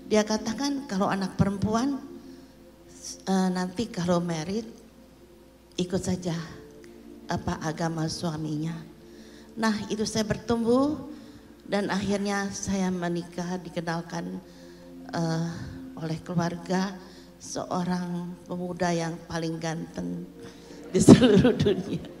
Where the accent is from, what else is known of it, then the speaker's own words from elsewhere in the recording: Jakarta, Indonesia; born there; also born or lived in Surabaya; Saya lahir di Jakarta